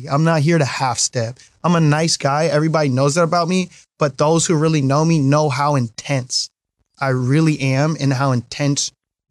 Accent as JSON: {"language": "English", "town": "Mill Creek", "region": "Washington", "country": "United States", "tie": "born or raised there", "also_born_or_lived": "Los Angeles", "said": "I was raised in Mill Creek"}